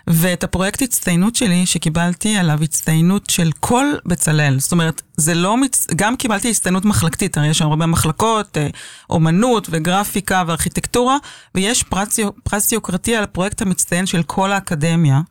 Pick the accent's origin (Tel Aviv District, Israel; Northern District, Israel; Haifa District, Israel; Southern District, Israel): Tel Aviv District, Israel; Tel Aviv; נולדתי בתל אביב וגדלתי בתל אביב